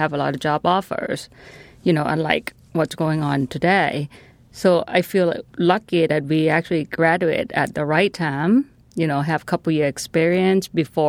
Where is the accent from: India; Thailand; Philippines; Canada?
Thailand; You know, for me, I'm from Thailand.